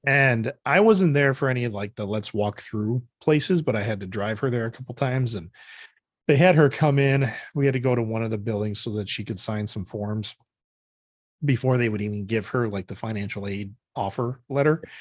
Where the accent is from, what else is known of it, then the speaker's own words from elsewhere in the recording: Janesville, Wisconsin, United States; moved away; growing up, um, we'd drive around Janesville with my dad